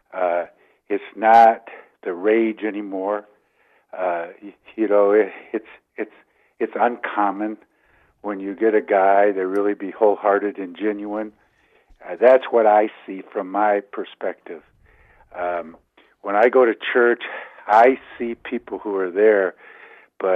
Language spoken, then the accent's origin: English; Detroit, Michigan, United States; moved away; also born or lived in Columbia, Missouri / Ann Arbor, Michigan / Colorado; I grew up in the Detroit area